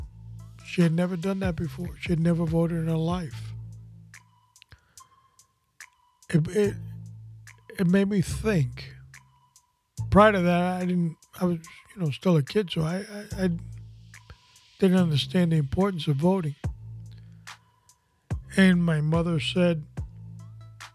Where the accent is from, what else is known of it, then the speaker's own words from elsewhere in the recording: New York City, New York, United States; I was born in New York City